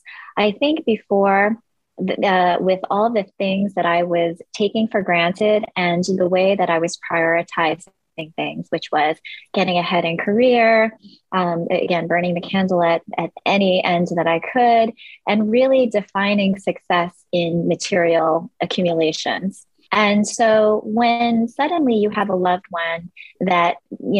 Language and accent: English; Long Island, New York, United States; also born or lived in Korea; Long Island, New York, where I grew up